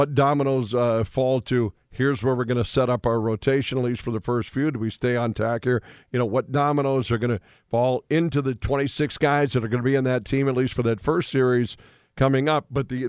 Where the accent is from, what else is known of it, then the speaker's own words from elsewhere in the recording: Western North Dakota, United States; Growing up in Western North Dakota